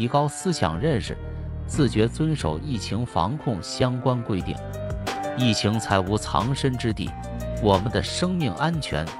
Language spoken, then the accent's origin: Chinese; China; 只要你经常看新闻，你就知道作为一个中国人是何等的骄傲与自豪。